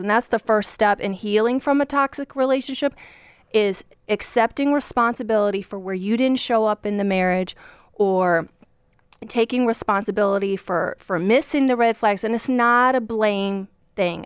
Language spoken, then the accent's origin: English; Virginia, United States; I grew up just like a poor country girl from Virginia. That's where I'm from